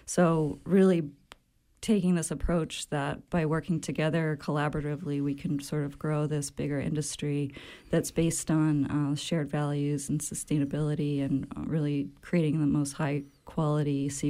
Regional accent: Maine, United States; I'm from Maine

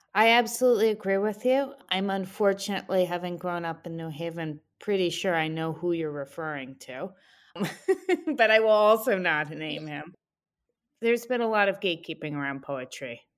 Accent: New Haven, Connecticut, United States; also born or lived in Philadelphia area; now in Maine, United States; I was born in New Haven, Connecticut

